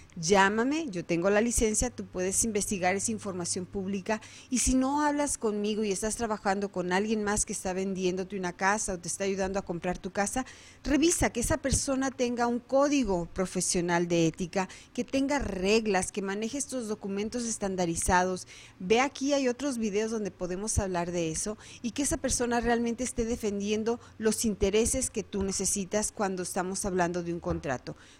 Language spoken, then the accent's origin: Spanish; Guadalajara, Jalisco, Mexico; moved away as an adult; now in Arizona, United States; Soy nacida en Guadalajara, Jalisco